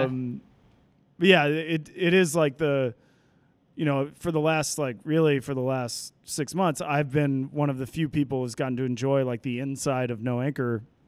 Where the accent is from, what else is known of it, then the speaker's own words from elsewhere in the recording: Fort Worth, Texas, United States; moved away as an adult; also born or lived in East Coast; now in Seattle, United States; I am from Fort Worth, Texas.